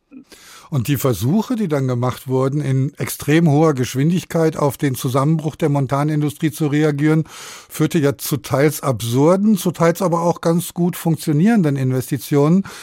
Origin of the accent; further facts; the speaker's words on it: Essen, North Rhine-Westphalia, Germany; moved away; Ich komme selbst auch aus dem Ruhrgebiet. Als ich in den 90er Jahren aus Essen wegging